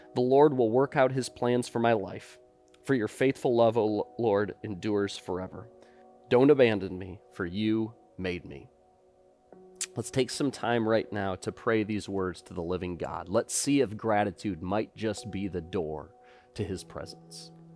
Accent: United States; we as, as American Christians

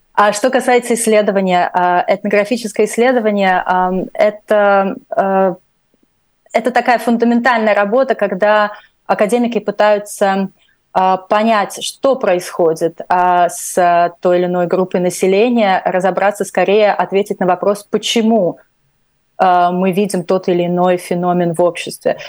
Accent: Latvia; first language Russian; moved away as an adult; Я русскоязычная из Латвии

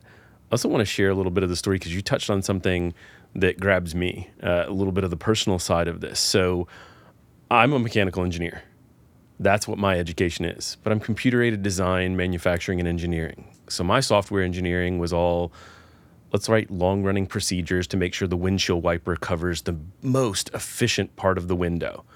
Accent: Atlanta, Georgia, United States; now in Nashville, United States; I grew up in the Atlanta area.

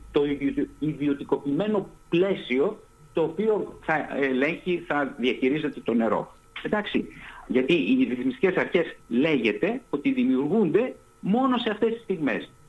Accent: Greece; σαν Έλληνας γιατί νιωθω

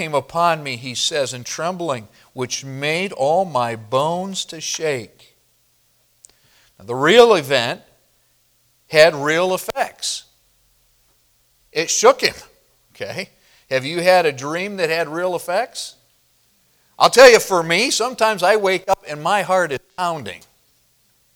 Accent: Midwest, United States; moved away; growing up in the Midwest

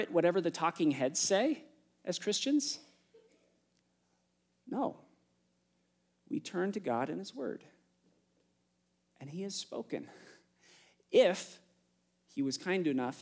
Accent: United States; I'm an American

